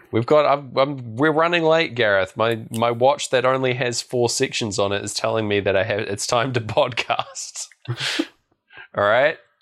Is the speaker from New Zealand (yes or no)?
yes; Christchurch, Canterbury, New Zealand; I was going from Blenheim back to my hometown of Christchurch